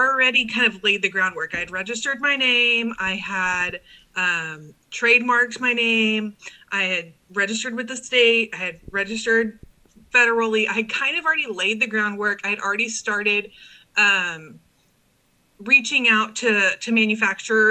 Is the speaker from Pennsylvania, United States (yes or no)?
no; Corpus Christi, Texas, United States; also born or lived in Rockport, Texas; I grew up in Cal Allen